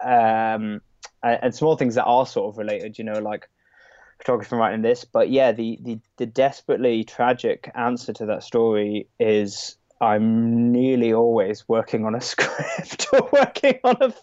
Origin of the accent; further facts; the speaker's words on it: Scotland, United Kingdom; also born or lived in London; now in Brighton, United Kingdom; It's up in Scotland, where I'm actually from originally. I was born and brought up in Scotland.